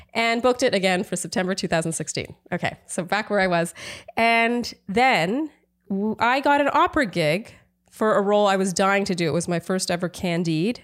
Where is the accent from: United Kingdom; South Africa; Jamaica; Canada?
Canada; moved away as an adult; now in United States; I'm Canadian